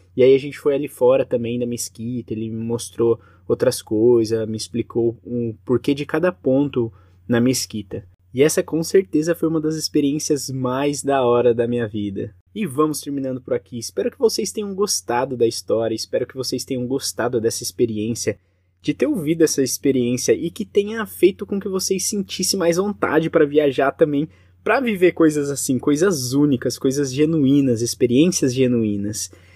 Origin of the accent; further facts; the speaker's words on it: Brazil; sou do Brasil